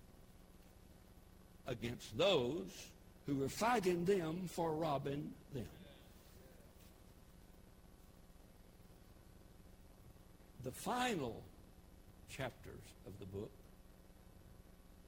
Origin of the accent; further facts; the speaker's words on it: United States; I'm an American. I'm thankful that I'm American through and through